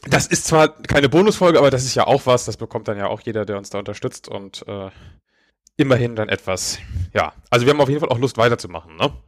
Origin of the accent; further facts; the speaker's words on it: Neumünster, Schleswig-Holstein, Germany; moved away; meine alte Heimatstadt Neumünster